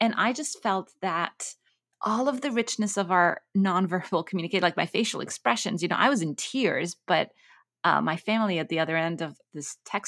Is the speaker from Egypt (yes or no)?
yes; Cairo, Egypt; moved away as an adult; also born or lived in Kuwait / Abu Dhabi, United Arab Emirates; So I grew up in the Middle East. I grew up in Cairo and in Kuwait and Abu Dhabi. But then I had the opportunity to move to Cambridge University to do my PhD.